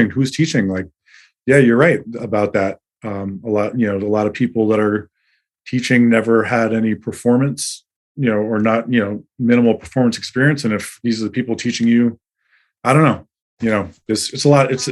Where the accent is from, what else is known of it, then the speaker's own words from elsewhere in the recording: Mississippi, United States; I grew up in Mississippi. You know, I'm from